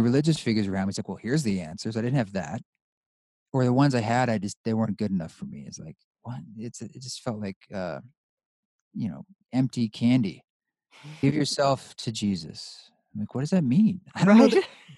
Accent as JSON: {"language": "English", "region": "Pacific Northwest", "country": "United States", "tie": "born or raised there", "also_born_or_lived": "New York City", "moved": "as an adult", "said": "I grew up in the Northwest, Pacific Northwest"}